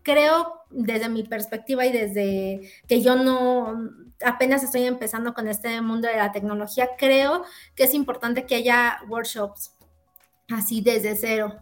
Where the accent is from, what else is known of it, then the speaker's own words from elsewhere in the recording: Mexico; como ciudadanos, como mexicanos